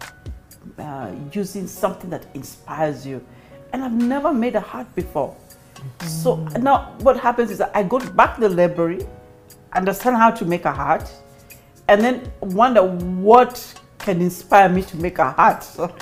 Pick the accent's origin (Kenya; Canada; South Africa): Kenya; moved away as an adult; also born or lived in London; being a Kenyan